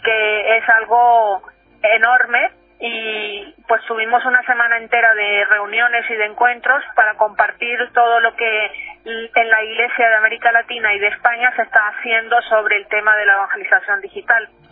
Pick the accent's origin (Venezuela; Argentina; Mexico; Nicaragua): Nicaragua; now in Spain; yo soy de Nicaragua y estudié en un colegio